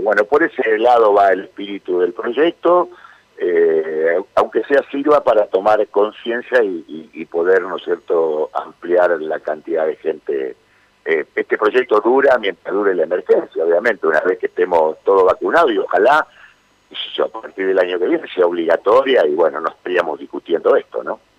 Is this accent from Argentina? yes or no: yes; Santa Fe, Argentina; como santafesinos que somos